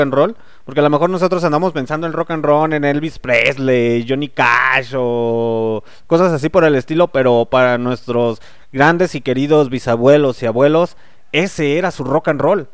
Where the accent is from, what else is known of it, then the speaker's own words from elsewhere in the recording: Mexico; Somos mexicanos, recuerden que somos mexicanos